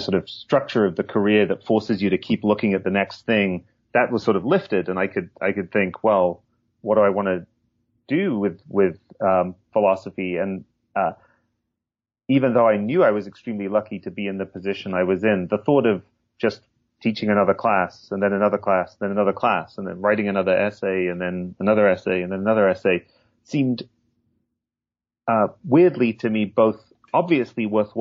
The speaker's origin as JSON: {"language": "English", "town": "Hull", "region": "Yorkshire and the Humber", "country": "United Kingdom", "tie": "born or raised there", "said": "I grew up in England, in the northeast, in Yorkshire, but not in the picturesque part of Yorkshire, in Hull"}